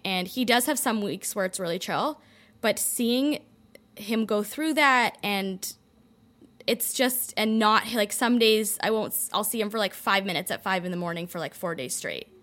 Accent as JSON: {"language": "English", "town": "Toronto", "region": "Ontario", "country": "Canada", "tie": "born or raised there", "also_born_or_lived": "London, Ontario / Detroit, Michigan", "moved": "as an adult", "said": "I grew up in a in Toronto in a community where everyone kind of go, follows a similar path"}